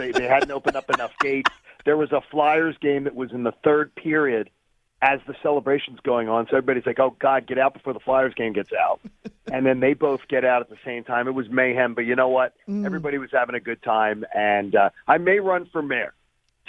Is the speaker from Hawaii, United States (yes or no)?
no; Philadelphia, Pennsylvania, United States; moved away; to get to come home to my hometown last year and to work here